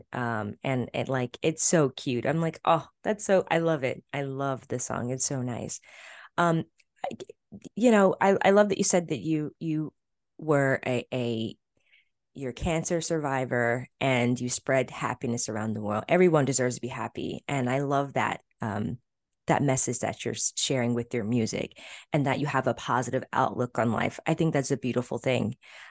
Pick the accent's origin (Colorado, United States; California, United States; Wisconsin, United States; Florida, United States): Florida, United States; I'm from Florida. I grew up in Florida